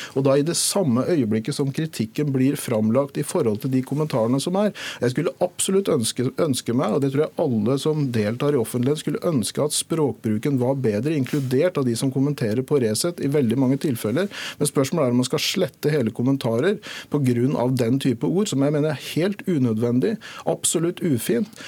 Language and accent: Norwegian; Norway; vi som nordmenn, da etniske